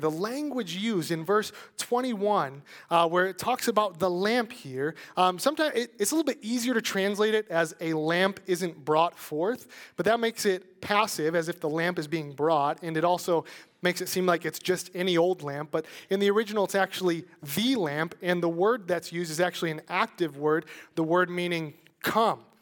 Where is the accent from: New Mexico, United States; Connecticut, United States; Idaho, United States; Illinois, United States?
Illinois, United States; Chicago; moved away; I'm from Chicago